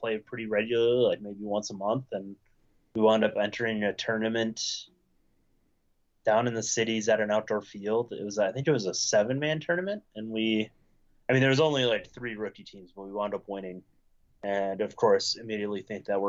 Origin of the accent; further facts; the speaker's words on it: Minnesota, United States; also born or lived in Wisconsin; I was born in Wisconsin, but like my high school and formative years, I'd say were Minnesota